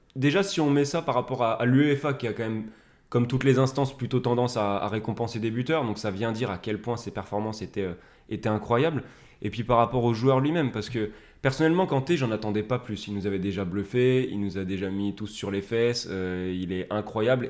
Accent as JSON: {"language": "French", "area": "Ain", "region": "Auvergne-Rhône-Alpes", "country": "France", "accent": "Ain", "said": "mon accent du département de l'Ain"}